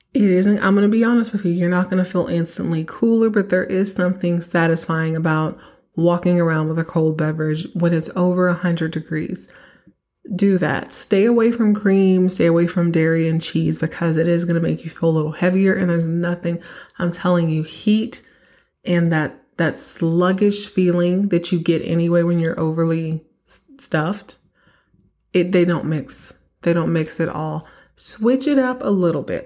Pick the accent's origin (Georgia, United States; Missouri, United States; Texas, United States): Texas, United States; I grew up in Texas